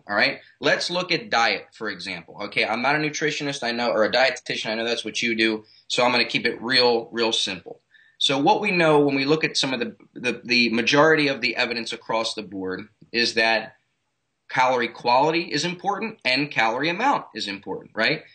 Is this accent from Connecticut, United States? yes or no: no; Baltimore, Maryland, United States; moved away as an adult; now in South Florida, United States; I'm originally from Baltimore, Maryland.